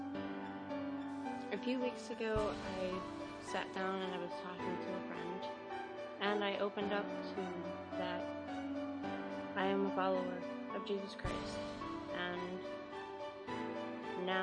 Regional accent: Pittsburgh, Pennsylvania, United States; I was raised in Crafton Ingram in Pittsburgh

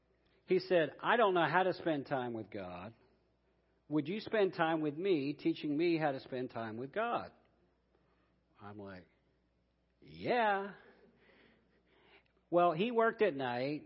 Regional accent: Columbus, Ohio, United States; I'm from Columbus, Ohio, so I'm a Buckeye

